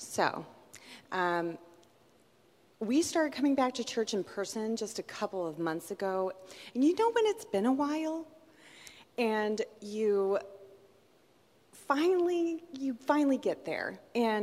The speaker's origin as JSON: {"language": "English", "region": "Southern California", "country": "United States", "tie": "born or raised there", "said": "I grew up in Southern California, and at my parents' house, we had fruit trees"}